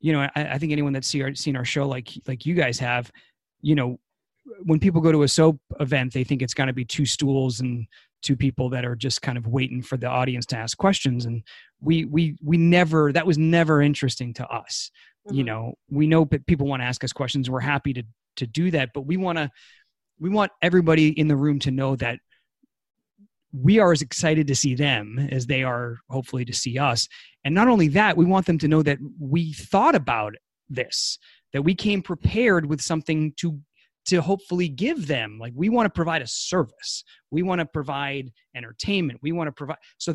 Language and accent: English; New Hampshire, United States; now in California, United States; I'm from New Hampshire.